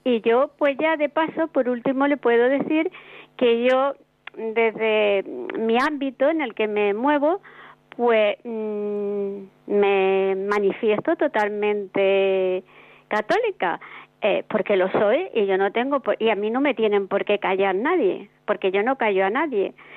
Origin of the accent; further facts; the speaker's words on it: Andalusia, Spain; now in Madrid, Spain; yo soy de Andalucía